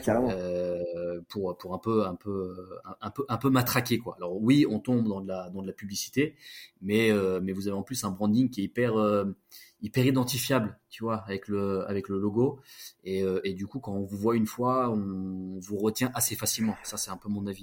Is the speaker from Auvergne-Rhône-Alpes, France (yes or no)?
yes; Grenoble, Auvergne-Rhône-Alpes, France; je viens de Grenoble